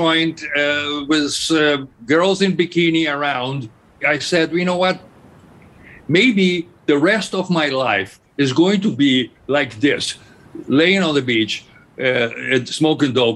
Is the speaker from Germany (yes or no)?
yes; Berlin, Germany; English is a second language; moved away as an adult; also born or lived in Tokyo, Japan / Rio de Janeiro, Brazil; now in New York, United States; I'm from Berlin, so I was born in a city that was destroyed.